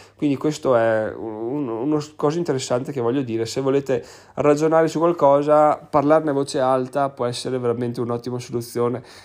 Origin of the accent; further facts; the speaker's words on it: Veneto, Italy; sono proprio veneto doc